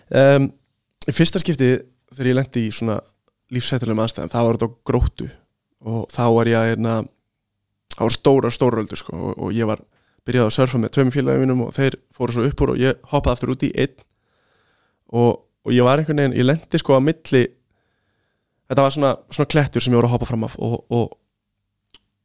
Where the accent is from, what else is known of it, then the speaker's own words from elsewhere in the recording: Iceland; við erum náttúrulega Íslendingar